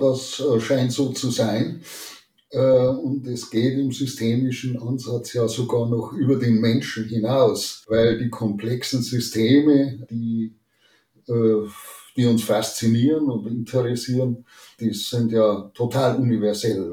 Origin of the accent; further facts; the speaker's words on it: Chiemgau, near Lake Chiemsee, Bavaria, Germany; moved away as an adult; also born or lived in Salzburg / Bamberg / Münster / Aachen; ganz in der Nähe meiner Heimat hier am äh, Chiemsee, am, im Chiemgau